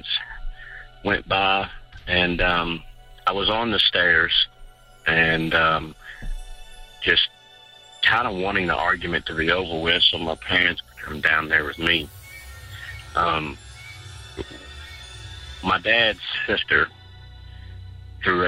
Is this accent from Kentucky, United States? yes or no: yes; Louisville, Kentucky, United States; I'm from Louisville, Kentucky